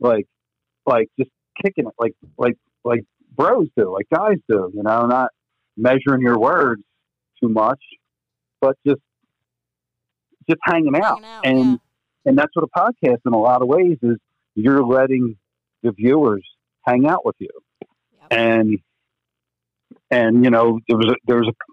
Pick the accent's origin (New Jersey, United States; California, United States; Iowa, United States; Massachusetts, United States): New Jersey, United States; we're dickheads from New Jersey